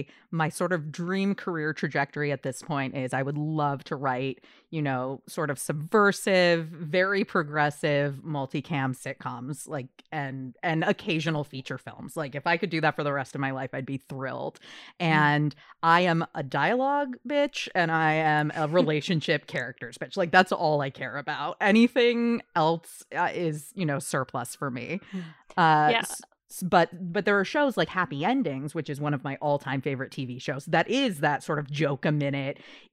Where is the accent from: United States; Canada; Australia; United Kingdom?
Canada; Hello, Canada. I'm also Canadian. I don't know why I said that like an outsider. I'm half Canadian, half American.